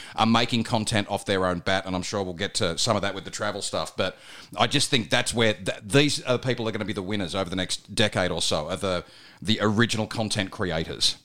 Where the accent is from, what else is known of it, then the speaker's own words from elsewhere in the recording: Bathurst, New South Wales, Australia; now in Melbourne, Australia; I grew up in Bathurst, in New South Wales